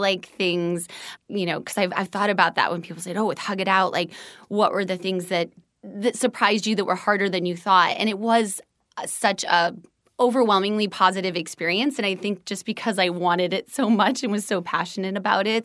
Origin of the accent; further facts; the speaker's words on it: Des Moines, Iowa, United States; moved away as an adult; also born or lived in Evanston, Illinois; now in Los Angeles, United States; I'm from Des Moines, Iowa